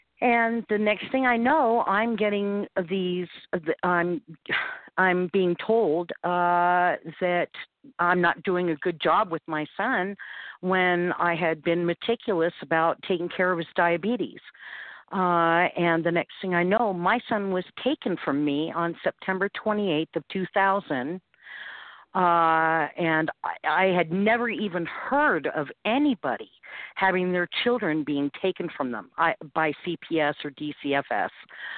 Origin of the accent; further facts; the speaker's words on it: St. Louis, Missouri, United States; moved away as an adult; now in Utah, United States; Well, I came from St. Louis, Missouri, where I had family there to come and live in Utah